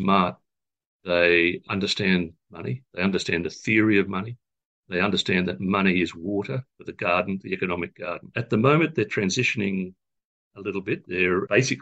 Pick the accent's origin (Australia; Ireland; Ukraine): Australia; also born or lived in Europe; I'm an Australian